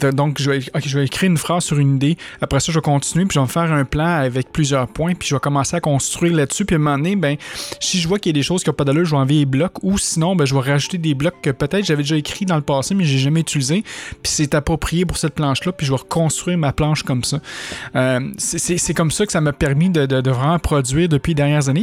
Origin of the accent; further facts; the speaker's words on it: Quebec, Canada; accent: québécois; mon accent québécois